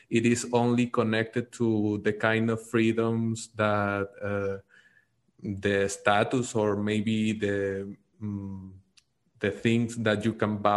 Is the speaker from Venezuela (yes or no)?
yes; Venezuela; I'm from Venezuela. I'm uh, currently living in Venezuela. I'm in Caracas.